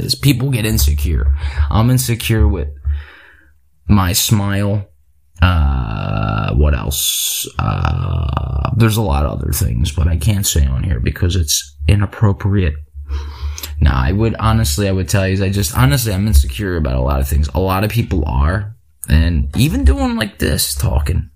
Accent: Philadelphia, Pennsylvania, United States; I'm from Philly.

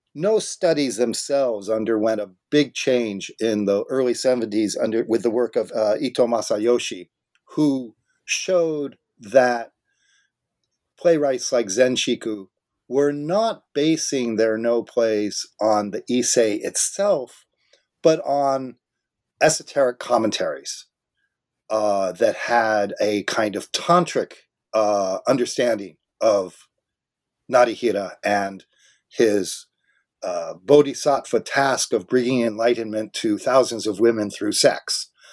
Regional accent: Southern California, United States; now in Vancouver, Canada; I grew up in Southern California

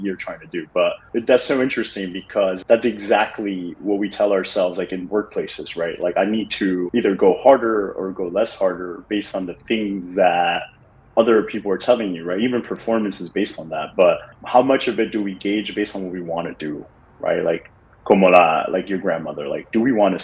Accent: New York City, New York, United States; moved away as an adult; now in Miami, United States; Growing up in the Bronx

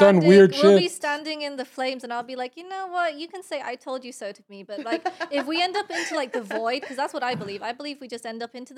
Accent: United Kingdom; I'm from Britain.

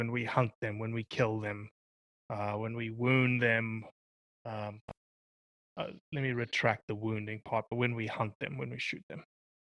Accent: United States; making me as an American landowner of these public lands pay for access to these public lands.

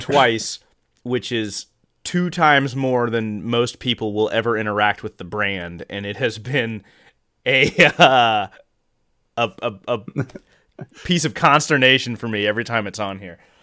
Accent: Midwest, United States; growing up in the Midwest

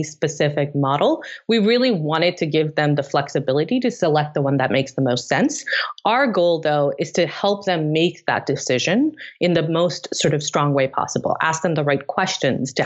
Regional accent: Tanzania; moved away; also born or lived in Delhi, India; I created our first prom where I grew up in East Africa in Tanzania

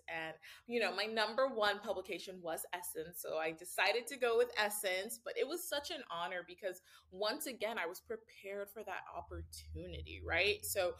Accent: Ohio, United States; oh, we're both from Ohio. Then you make a joke like, how many people really leave the Midwest, right?

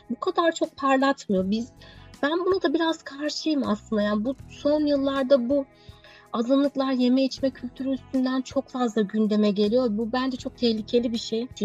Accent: Adana, Turkey; Evet, ben de bir Adanalı olarak.

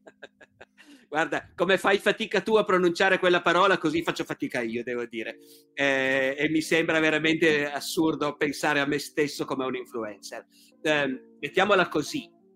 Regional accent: Turin, Piedmont, Italy; un torinese, come sono io

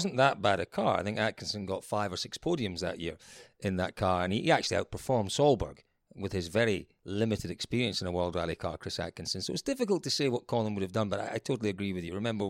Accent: Scotland, United Kingdom; As a Scottish person, yeah, absolutely.

